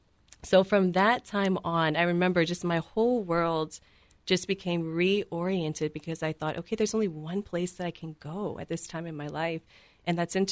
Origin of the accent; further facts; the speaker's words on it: South Louisiana, United States; moved away; I'm from South Louisiana originally.